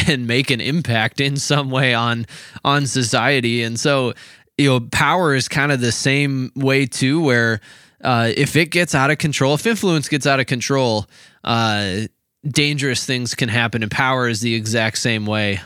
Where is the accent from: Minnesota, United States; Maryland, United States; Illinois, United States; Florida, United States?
Minnesota, United States; we're from Minnesota